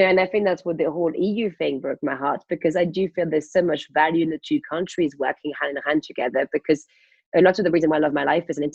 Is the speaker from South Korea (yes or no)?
no; France; now in United Kingdom; as a French person